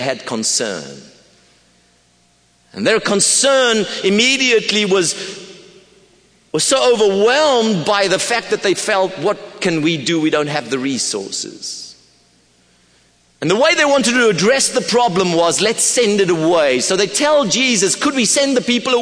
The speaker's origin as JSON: {"language": "English", "town": "Pretoria", "region": "Gauteng", "country": "South Africa", "said": "I come from Pretoria, South Africa"}